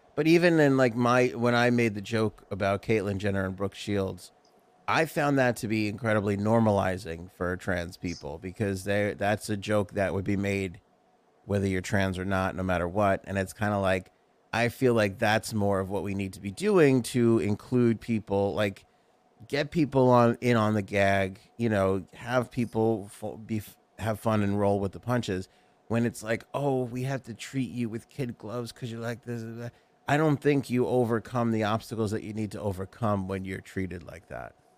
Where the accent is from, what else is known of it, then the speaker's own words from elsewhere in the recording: New York, United States; we grew up in New York.